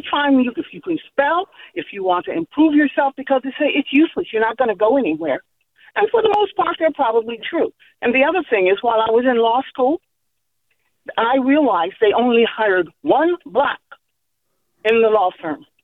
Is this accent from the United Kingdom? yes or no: no; California, United States; now in San Francisco, United States; while I was growing up in California